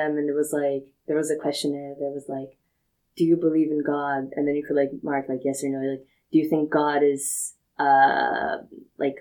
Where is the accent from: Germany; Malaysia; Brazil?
Brazil; I'm from Brazil